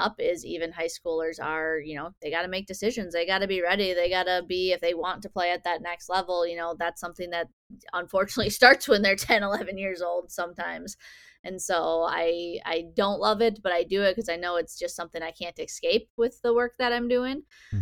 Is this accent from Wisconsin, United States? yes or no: yes; near Milwaukee, Wisconsin, United States; I grew up down near Milwaukee